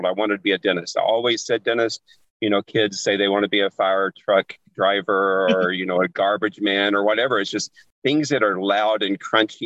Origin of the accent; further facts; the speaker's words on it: Arkansas, United States; I grew up in Arkansas